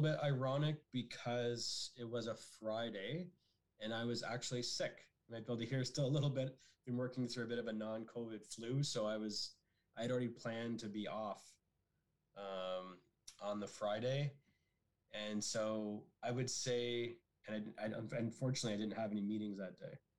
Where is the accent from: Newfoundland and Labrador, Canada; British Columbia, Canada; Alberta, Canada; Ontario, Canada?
Ontario, Canada; Barrie; I'm originally from the Barrie area, and growing up in Barrie in the 80s